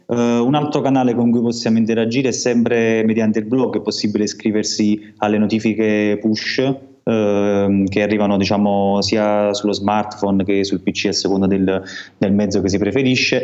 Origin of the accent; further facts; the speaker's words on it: Amalfi Coast, Campania, Italy; now in Turin, Italy; sul mio paese di origine che è in costiera malfitana, come si sente dal mio, dal mio accento